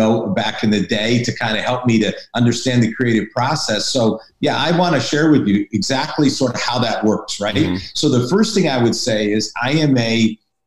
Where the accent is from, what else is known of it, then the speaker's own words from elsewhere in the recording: Hartford, Connecticut, United States; moved away; also born or lived in Boston; I'm from New England. I'm from Connecticut, Hartford, Connecticut originally. So I'm a New Englander